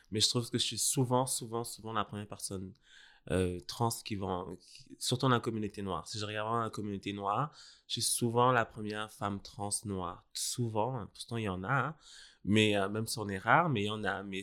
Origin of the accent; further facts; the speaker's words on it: Senegal; also born or lived in Burundi; je suis né au Donc, Burundi, mais j'ai grandi au Sénégal.